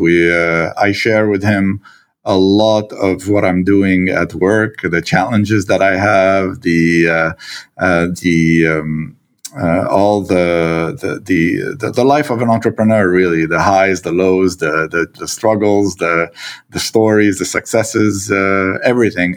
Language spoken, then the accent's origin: English; Lebanon; also born or lived in Quebec, Canada; now in Canada; my, uh, Lebanese, uh, reflexes